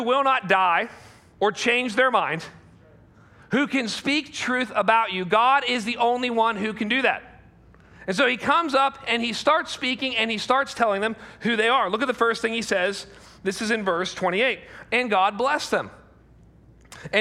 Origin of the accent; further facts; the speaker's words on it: United States; as an American